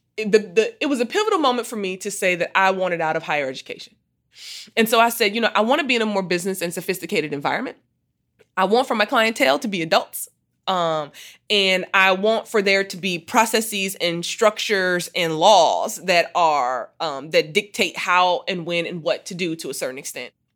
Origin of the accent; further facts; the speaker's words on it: Muskegon, Michigan, United States; I grew up in Muskegon, Michigan